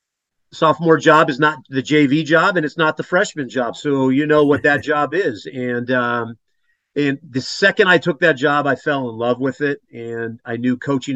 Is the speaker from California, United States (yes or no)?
yes; Whittier, California, United States; moved away as an adult; also born or lived in Los Angeles / Nebraska; now in Oklahoma City, United States; I'm from Los Angeles. I grew up in Whittier, California.